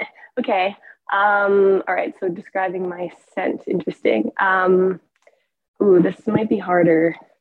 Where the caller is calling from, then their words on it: Truckee, California, United States; I'm calling from Truckee, California.